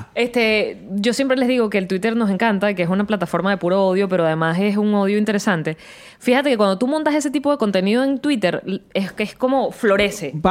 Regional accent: Venezuela; yo como venezolana

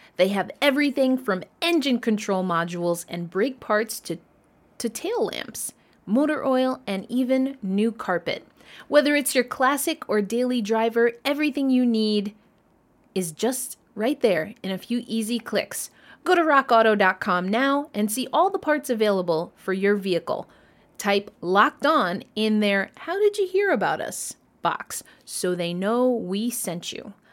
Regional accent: United States; I am from the United States

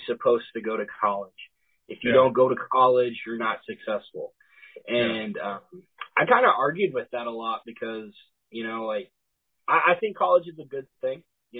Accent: Lebanon, Missouri, United States; also born or lived in Auckland, New Zealand / California / Falcon, Missouri; We moved to Lebanon, Missouri, and I've lived here since. I went to Lebanon High School

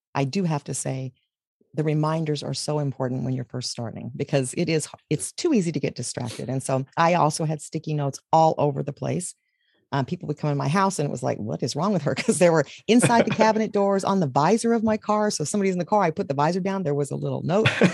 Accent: Texas, United States; I was raised in Texas

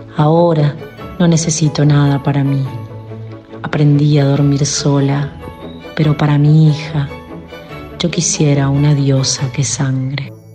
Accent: La Pampa, Argentina; now in Costa Rica; de La Pampa, pero ahora viviendo en Costa Rica

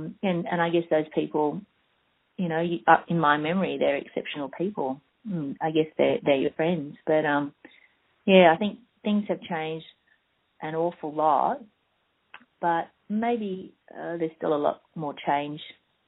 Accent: Australia

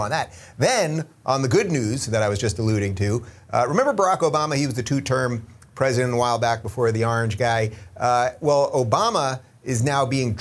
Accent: Long Island, New York, United States; I'm from Long Island.

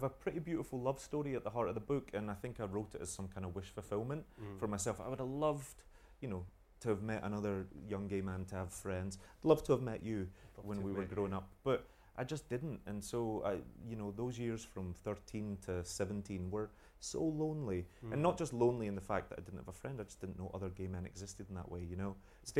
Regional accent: United Kingdom; being British

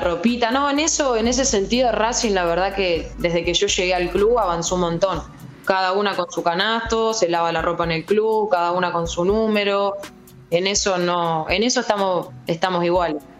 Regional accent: Mechita, Buenos Aires Province, Argentina; moved away as an adult; now in Sassuolo, Italy; Desde los 6 años hasta los 12 jugué una liga de allá de mi pueblo, de mechis

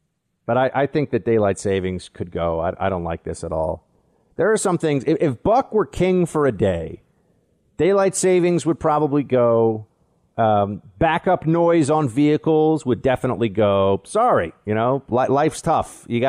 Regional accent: Manhattan, New York, United States; don't have a New York accent. They're like, you're not really from New York. And I'm like, well, I'm from Manhattan.

